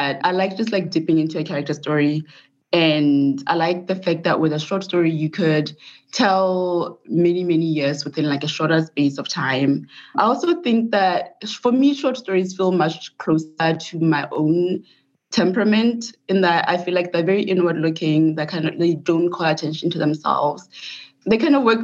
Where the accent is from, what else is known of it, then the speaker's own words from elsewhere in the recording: Botswana; moved away as an adult; also born or lived in Mississippi, United States; now in United States; I'm from Botswana, and so I did my undergrad education in Botswana. I did all of my education in Botswana.